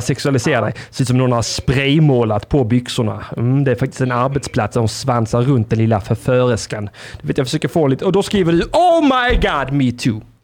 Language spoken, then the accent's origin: Swedish; Blekinge, Sweden; moved away; Blekinge, där vi kommer ifrån, där, där vi hör hemma